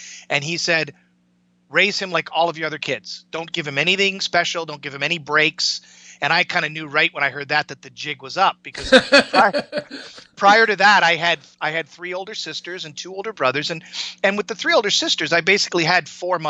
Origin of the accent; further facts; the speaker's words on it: Canada; I grew up in Canada, I was born in the mid 60s, grew up in the 70s